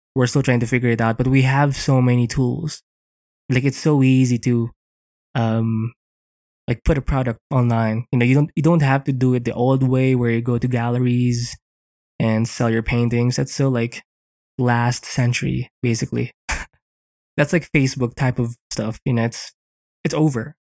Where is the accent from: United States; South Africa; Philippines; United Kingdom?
Philippines; here in the Philippines, 'cause I'm Filipino